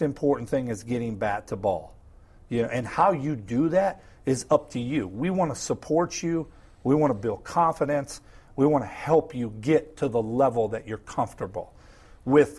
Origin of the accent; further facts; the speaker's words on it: Midwest, United States; growing up in the Midwest